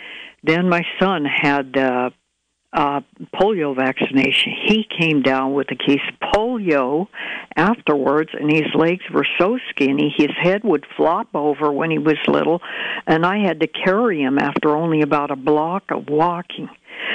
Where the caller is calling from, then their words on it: Fort Bragg, California, United States; I'm calling from Fort Bragg.